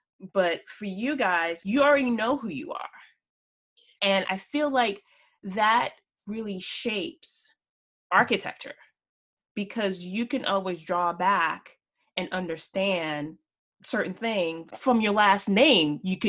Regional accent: Washington, District of Columbia, United States; I grew up in Washington, D.C. And that was known, it was called Chocolate City

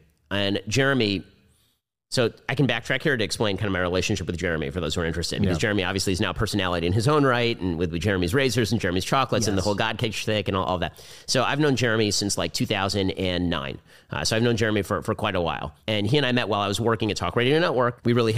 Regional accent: United States; I'm very American.

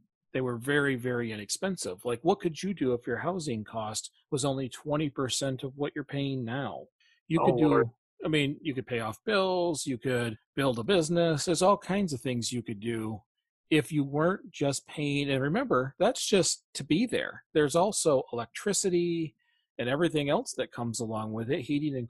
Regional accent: Flint, Michigan, United States; we're from the Flint area

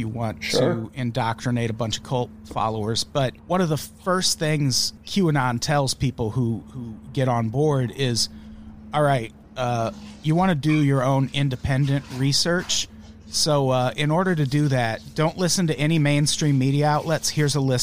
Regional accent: Illinois, United States; I'm from Illinois right now too

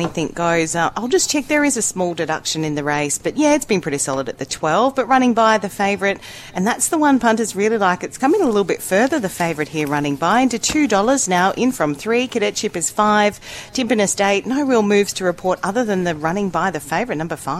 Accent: Queensland, Australia; Clearly I'm from Queensland.

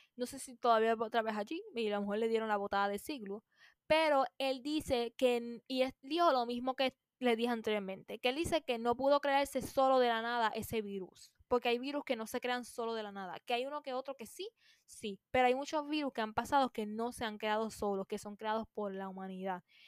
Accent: Puerto Rico; aquí en Puerto Rico

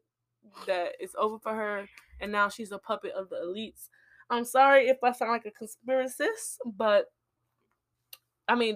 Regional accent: Chicago, Illinois, United States; I'm from Chicago

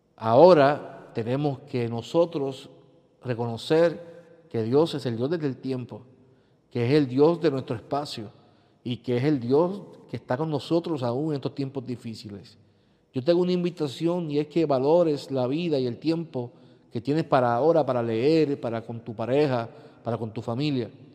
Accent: Puerto Rico; vivimos como pueblo puertorriqueño

